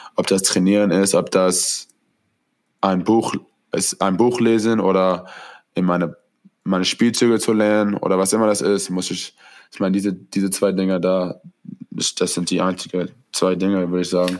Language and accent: German; Orange County, California, United States; hier in Orange County ist es, hier wo ich lebe, wo ich, als ich kleiner war